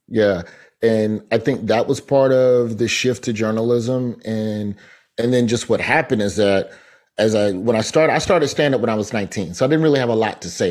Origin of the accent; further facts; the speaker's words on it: Birmingham, Alabama, United States; moved away; also born or lived in Tallahassee; Birmingham, my hometown